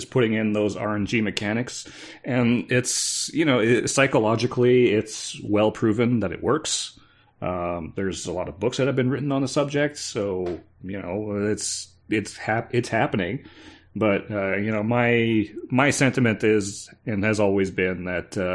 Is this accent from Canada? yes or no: yes; Canada; I'm Canadian.